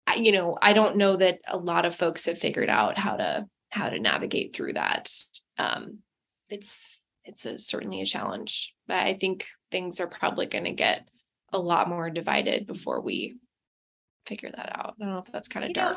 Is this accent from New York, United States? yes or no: no; Seattle, Washington, United States; moved away as an adult; So I'm from Seattle originally.